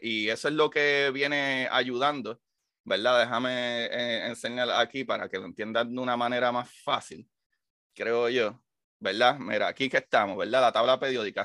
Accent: Puerto Rico; yo soy el único puertorriqueño que está haciendo podcast de ciencia

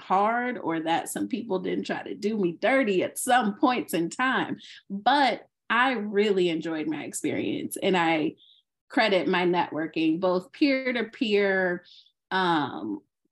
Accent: Alexandria, Virginia, United States; moved away as an adult; now in Southern California, United States; I am originally from Alexandria, Virginia

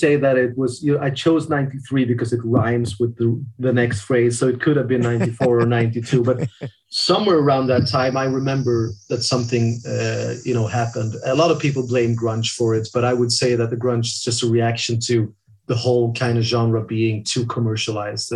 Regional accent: Sweden; growing up in Sweden

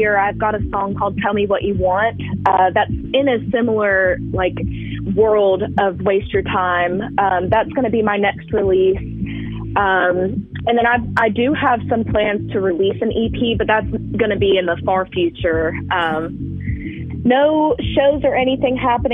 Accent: Alberta, Alabama, United States; moved away as an adult; now in Florence, United States; I am from Alberta, Alabama. It's close to Gulf Shores, but I've been in Florence for almost 4 years now.

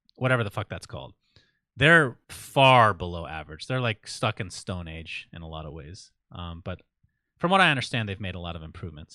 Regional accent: Saudi Arabia; moved away; I was born in Saudi Arabia, Sindarin. I, I know what it can be like over there. It's, it definitely has its challenges. It was kinda scary for me growing up to some degree

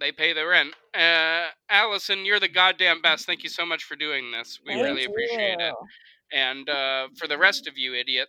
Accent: Iceland; Yeah, actually, we're from Iceland.

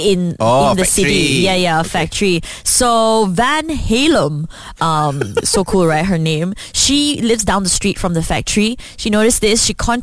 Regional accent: Selangor, Malaysia; I'm from Selangor.

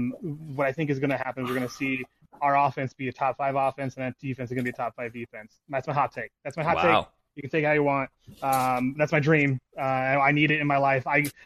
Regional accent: Illinois, United States; now in Michigan, United States; I grew up in Illinois, moved out to Michigan. I'm a man in purple in a sea of blue.

